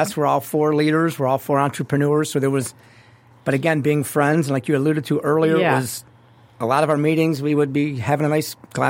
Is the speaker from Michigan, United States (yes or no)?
yes; Southfield, Michigan, United States; Mark, our good friend who we grew up with in Southfield